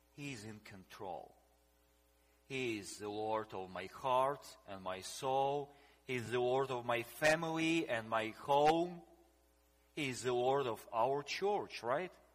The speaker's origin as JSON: {"language": "English", "country": "Ukraine", "tie": "born or raised there", "also_born_or_lived": "Russia", "said": "I was born in Russia, then we moved into in Ukraine"}